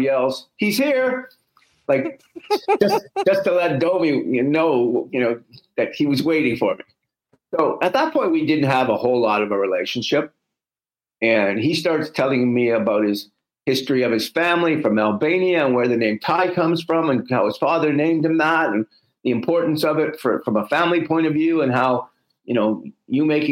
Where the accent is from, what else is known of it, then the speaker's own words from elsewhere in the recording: Canada; We're Canadian